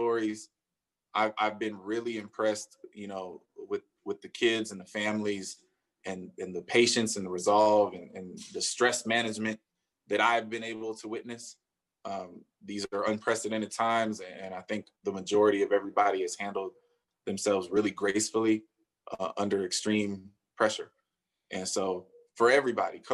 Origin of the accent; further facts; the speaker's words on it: the Bay Area, California, United States; I'm from the Bay